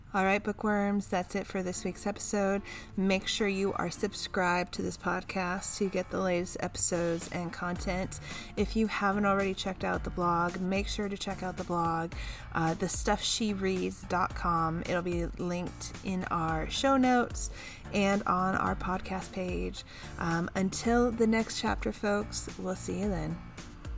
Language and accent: English; California, United States; here in my home state of California